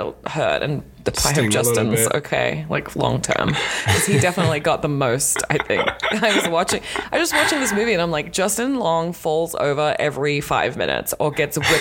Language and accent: English; Australia; moved away; I'm Australian, as you can tell if you've listened to any podcast or the sound of my voice